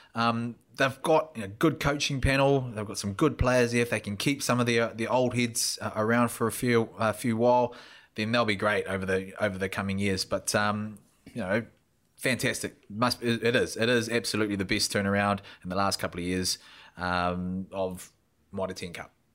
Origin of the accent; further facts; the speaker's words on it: Invercargill, Southland, New Zealand; As a youngster growing up in Invercargill